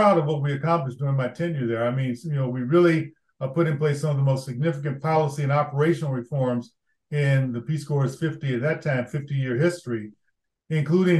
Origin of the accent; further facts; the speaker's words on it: Chicago, Illinois, United States; when I was a young man growing up on the South Side of Chicago.